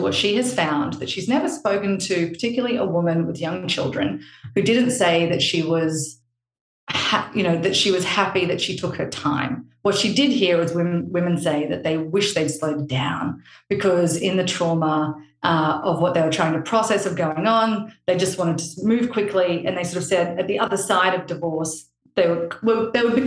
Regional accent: Australia; now in Palm Beach, United States; I'm actually Australian

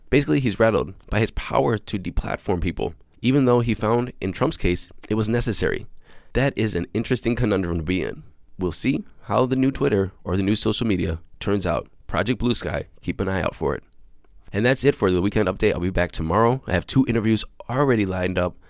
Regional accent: Cleveland, Ohio, United States; the Cleveland Browns are my hometown American football team

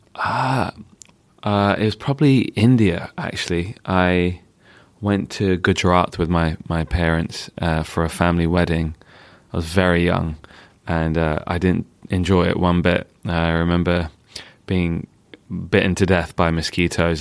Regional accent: London, United Kingdom; I spent my time growing up in Northwest London

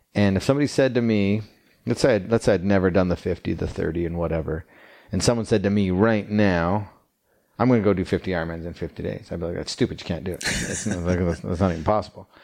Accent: Calgary, Alberta, Canada; now in Utah, United States; I grew up in Canada, Calgary, Alberta

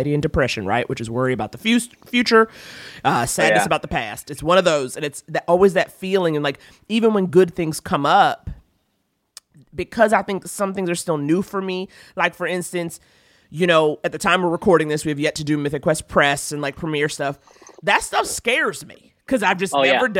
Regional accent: New York, United States; growing up in New York, on one hand, I was exposed to a lot. But at the same time, I grew up in a much more, I think, segregated New York. You know, there were no white people in Harlem when I grew up.

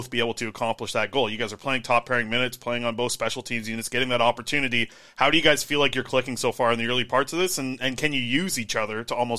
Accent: Nanaimo, British Columbia, Canada; he played in my hometown, so 10-year-old me was out there watching him play junior hockey, and the Irwin jerseys at the Frank Crane Arena in Nanaimo

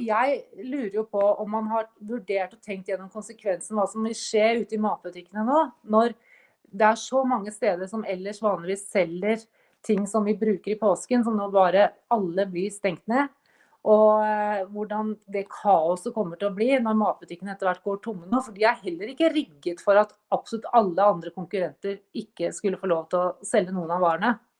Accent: Norway

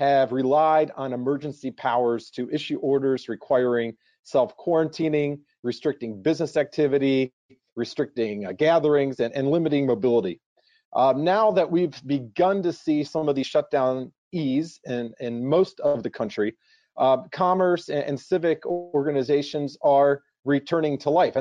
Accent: Ohio, United States; moved away; my home state of Ohio

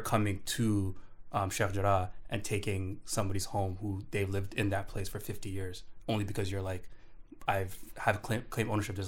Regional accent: Canada; Like as a Canadian citizen, I'm a subject of the Queen.

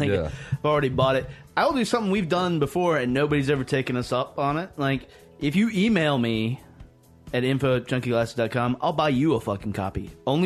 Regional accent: Southwest Virginia, United States; I'm from Southwest Virginia. I can use the term holler.

